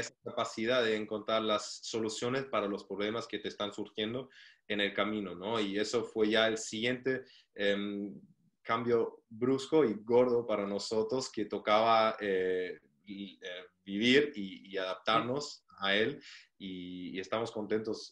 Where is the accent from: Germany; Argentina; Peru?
Germany; moved away as an adult; also born or lived in Chile; soy alemán